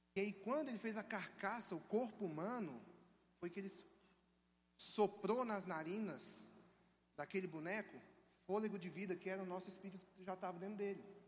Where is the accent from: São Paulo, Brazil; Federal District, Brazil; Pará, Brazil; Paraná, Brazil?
Federal District, Brazil; Brasília; moved away as an adult; also born or lived in Minas Gerais; now in Belo Horizonte, Brazil; Sou natural de Brasília